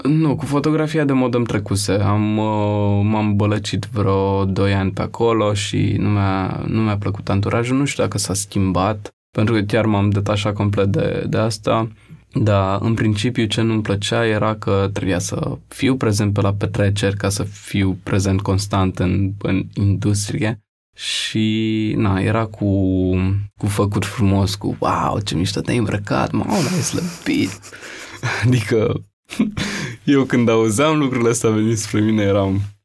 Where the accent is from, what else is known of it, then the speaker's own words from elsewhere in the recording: Bucharest, Romania; Am crescut în Rahova